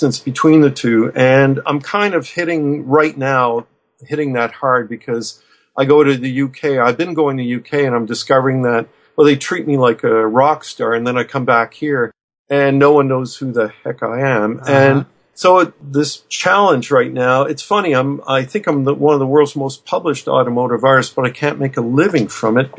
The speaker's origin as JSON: {"language": "English", "town": "Fredericton", "region": "New Brunswick", "country": "Canada", "tie": "born or raised there", "said": "my hometown of Fredericton, New Brunswick"}